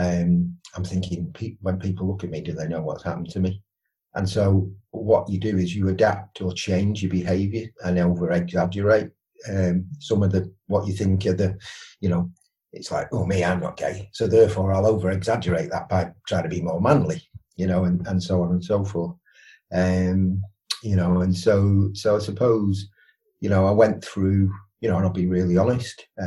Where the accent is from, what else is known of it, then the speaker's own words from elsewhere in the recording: Widnes, North West England, United Kingdom; moved away; I'm from Widnes originally, so I played rugby league